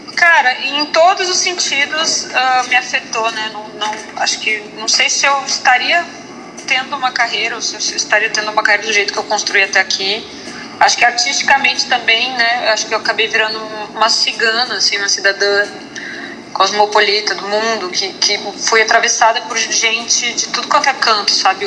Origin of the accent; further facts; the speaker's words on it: Porto Alegre, Rio Grande do Sul, Brazil; moved away; lá em Porto Alegre, em sou gaúcha, né, morava lá